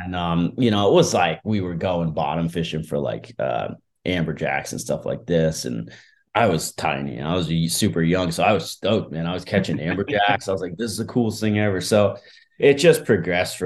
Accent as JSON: {"language": "English", "region": "New Jersey", "country": "United States", "tie": "born or raised there", "moved": "as an adult", "lives_now": "Kona, United States", "said": "I was born in New Jersey. I grew up here"}